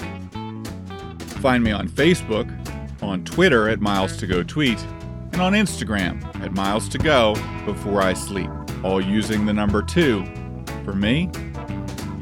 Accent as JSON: {"language": "English", "town": "Washington", "region": "District of Columbia", "country": "United States", "tie": "born or raised there", "said": "in my hometown of Washington, D.C."}